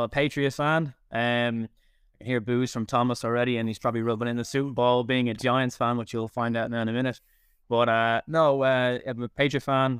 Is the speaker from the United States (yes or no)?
no; Dublin, Leinster, Ireland; I'm from Daven Road